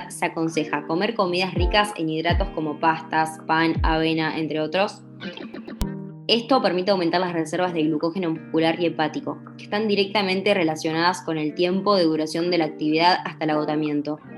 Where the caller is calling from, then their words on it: Puerto Madryn, Chubut, Argentina; de Puerto Madryn y tengo 20 años.